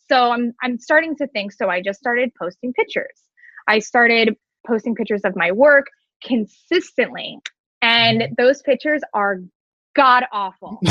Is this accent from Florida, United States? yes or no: yes; Cooper City, Florida, United States; also born or lived in Orlando; I am actually from Cooper City. Um, I have been living here now for over 26 years.